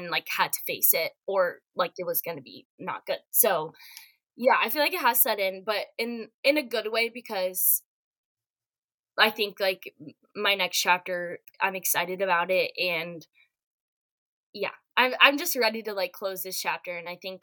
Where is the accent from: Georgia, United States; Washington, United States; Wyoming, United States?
Georgia, United States; Atlanta; moved away as an adult; now in Florida, United States; I'm originally from Atlanta, so I'll be moving back home